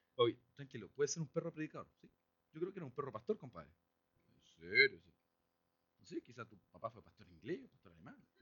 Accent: Chile; si somos chilenos

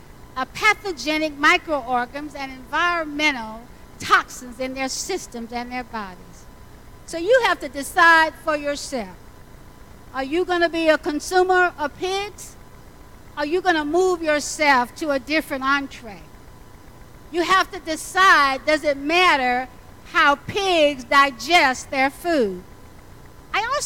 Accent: the South, United States; I grew up in the South

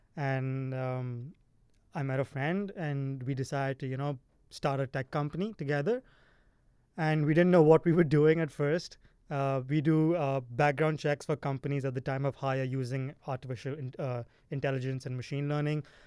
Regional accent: India; now in California, United States; I'm from India

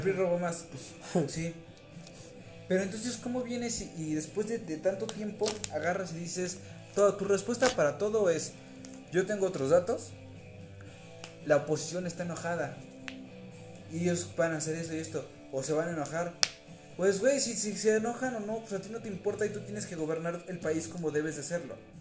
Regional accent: Mexico; somos mexicanos

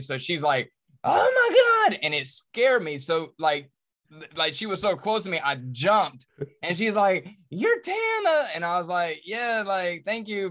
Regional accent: Charlotte, North Carolina, United States; I was born and raised in Charlotte, I'm about to turn forty-two

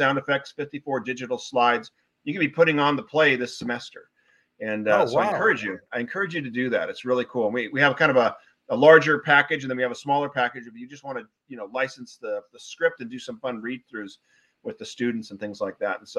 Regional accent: Newport Beach, California, United States; moved away as an adult; also born or lived in Wellesley, Massachusetts; I'm actually originally from Newport Beach, California

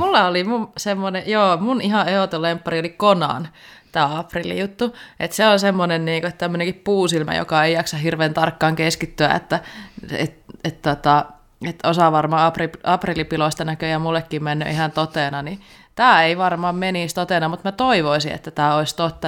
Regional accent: Savo, Finland; kun mä oon savolainen

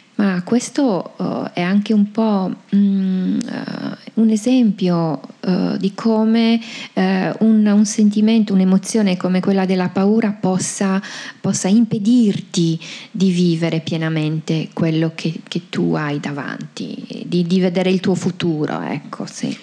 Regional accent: Sardinia, Italy; sono tipiche delle, delle nostre parti

